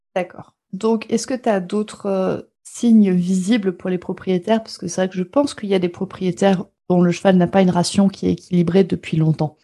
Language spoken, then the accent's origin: French; France; chez nous en France